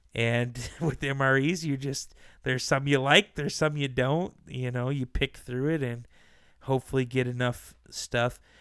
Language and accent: English; Boise, Idaho, United States; I'm from Boise, Idaho